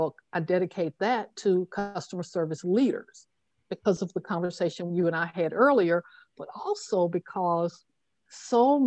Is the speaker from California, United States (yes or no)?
no; Tuscaloosa, Alabama, United States; growing up in Tuscaloosa, Alabama